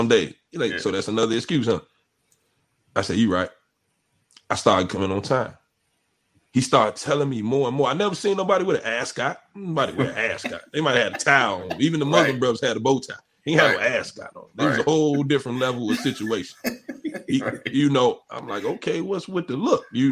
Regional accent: Chicago, Illinois, United States; also born or lived in Oak Park, Illinois; I'm from the West Side. West Side. And grandma take you to church.

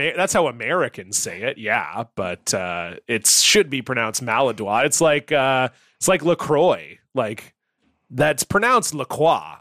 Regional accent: Canada; as a Canadian with a bilingual French background

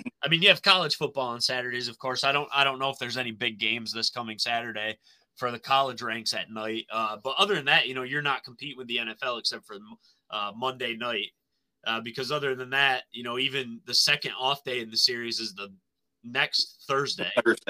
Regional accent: Pennsylvania, United States; the county that we grew up in Pennsylvania, right? Bradford County.

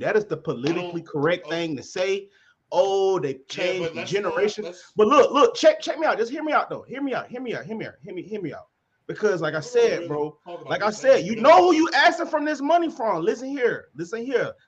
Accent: Birmingham, Alabama, United States; Where I come from, Collegeville, Birmingham, Alabama

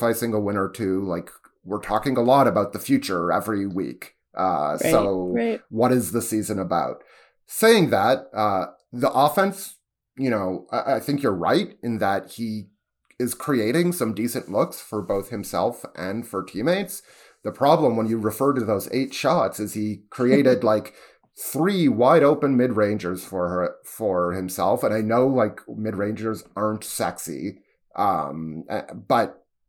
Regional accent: Toronto, Ontario, Canada; about being a Canadian and a Torontonian in general when you're viewing yourself in contrast to the United States.

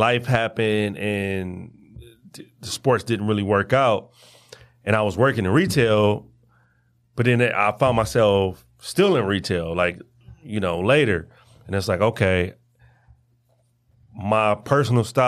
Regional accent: Detroit, Michigan, United States; I'm from Detroit

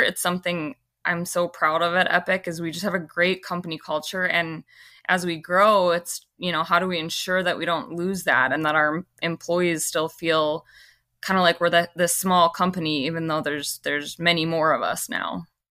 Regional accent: Fargo, North Dakota, United States; being born and raised here

